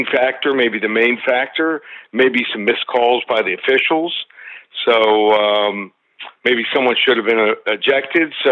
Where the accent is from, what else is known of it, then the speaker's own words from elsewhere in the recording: Miami, Florida, United States; I don't pick my hometown Marlins too often.